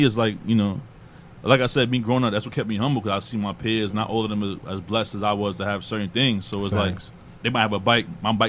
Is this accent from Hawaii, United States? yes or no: no; New York, United States; Like, you know, I grew up in Queens. I'm in Southside.